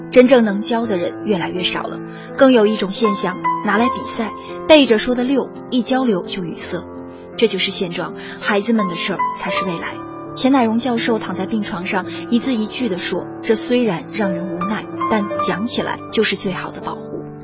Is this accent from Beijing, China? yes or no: yes; Beijing, China; 我在北京出生和长大